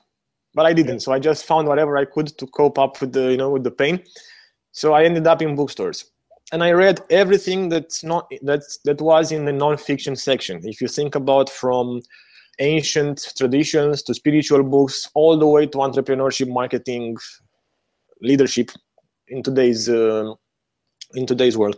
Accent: Romania; moved away as an adult; also born or lived in New Zealand / Hawaii; I was born in Romania during the last years of communism.

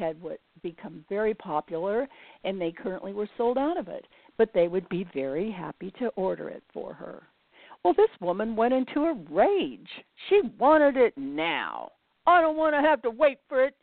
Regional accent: United States; I was born in the United States during the Great Depression

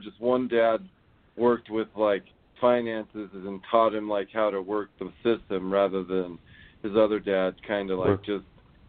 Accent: Hollywood, California, United States; I'm from Hollywood.

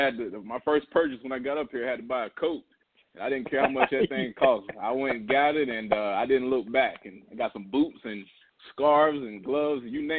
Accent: Rock Hill, South Carolina, United States; moved away as an adult; also born or lived in Connecticut; growing up in Rock Hill, man, football kind of becomes a part of who you are.

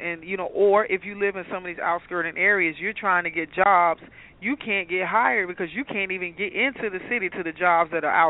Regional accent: Chicago, Illinois, United States; moved away as an adult; now in Atlanta, United States; So like myself, who's from a big city, Chicago, I'm coming from Chicago

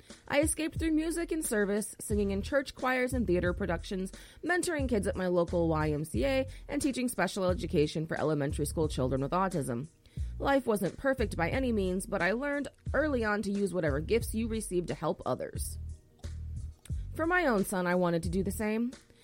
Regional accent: North Carolina, United States; I was raised in North Carolina by an extraordinary Southern Baptist woman who spent her nights working at Sears to support us.

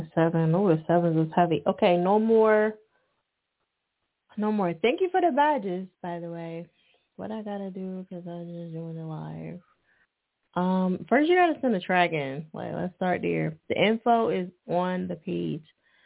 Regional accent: Philadelphia, Pennsylvania, United States; What city are you from? We are from Philly.

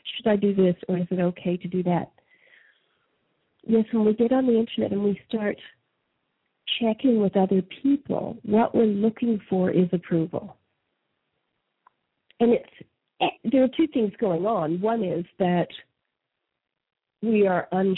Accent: Canada; moved away; I was raised in Canada.

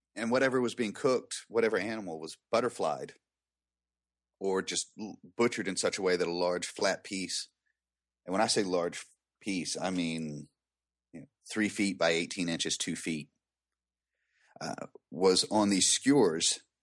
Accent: the South, United States; I'm from the South

